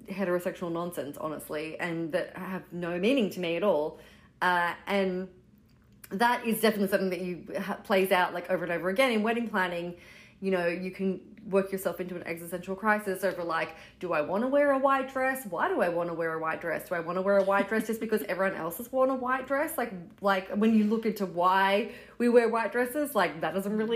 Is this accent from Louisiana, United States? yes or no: no; Brooklyn, New York, United States; We're from Brooklyn